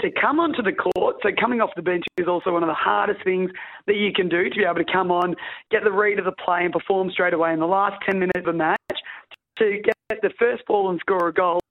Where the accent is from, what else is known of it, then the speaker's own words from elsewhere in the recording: Australia; being an Australian netballer